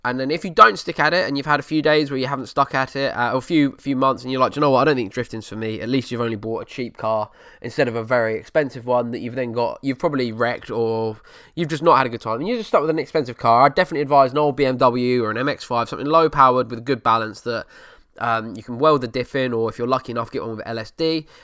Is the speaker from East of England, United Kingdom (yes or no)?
yes; Essex, East of England, United Kingdom; the banter you get from being an Essex boy and being from Essex